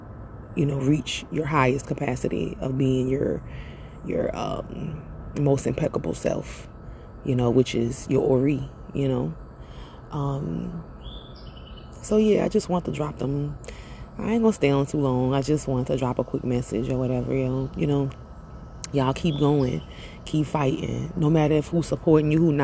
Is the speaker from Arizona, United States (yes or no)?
no; Louisiana, United States; now in Atlanta, United States; I'm from Louisiana